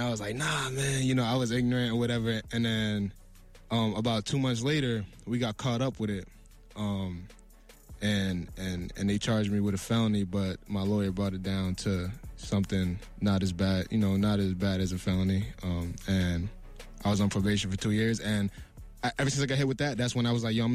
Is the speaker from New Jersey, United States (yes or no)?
yes; Newark, New Jersey, United States; also born or lived in Springfield, New Jersey; I'm from Newark, New Jersey, and Springfield, New Jersey. Now, I went to high school in Springfield, but I also live with my grandparents in Newark